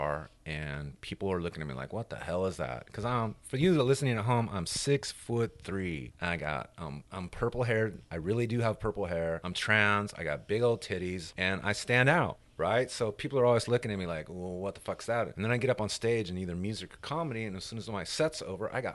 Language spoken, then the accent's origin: English; Hemet, California, United States; moved away as an adult; now in Memphis, United States; I grew up primarily in Riverside County, which is 100 miles inland from LA, a couple hours. And it was where I grew up was a town called Hemet